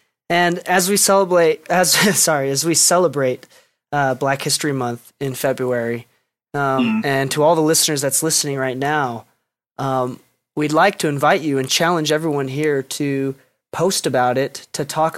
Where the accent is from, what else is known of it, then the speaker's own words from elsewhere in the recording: Chicago, Illinois, United States; I grew up in Chicago.